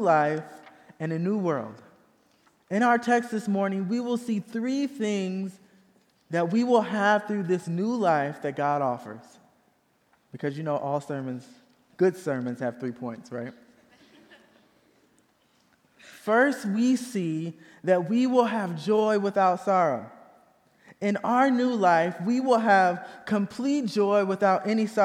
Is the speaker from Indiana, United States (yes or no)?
yes; Indiana, United States; moved away; Even though I was born and raised in Indiana, my family is originally from the rural South.